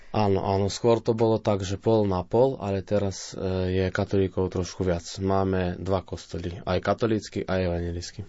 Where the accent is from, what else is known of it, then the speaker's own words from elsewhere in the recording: Selenča, Vojvodina, Serbia; also born or lived in Novi Sad / Banská Bystrica; Narodil som sa v Novom Sade. Na základnú školu som šiel v Selenči, akože tam, kde aj bývam, odkiaľ pochádzam.